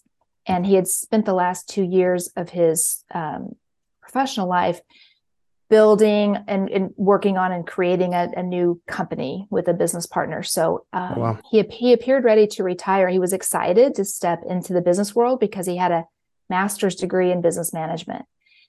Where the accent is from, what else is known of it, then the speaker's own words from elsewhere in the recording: Kansas City, Missouri, United States; Well, I'm from Kansas City, Missouri, and home of the Chiefs.